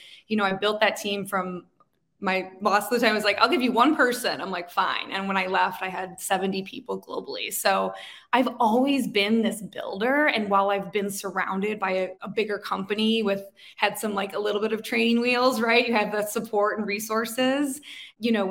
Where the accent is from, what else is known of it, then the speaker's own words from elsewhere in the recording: Chicago, Illinois, United States; moved away; I was in Chicago, which is my hometown. My husband and I both grew up there